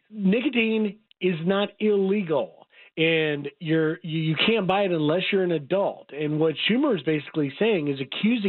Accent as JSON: {"language": "English", "town": "Memphis", "region": "Tennessee", "country": "United States", "tie": "born or raised there", "said": "I'm a kid from Memphis, Tennessee. I grew up with the Rendezvous restaurant."}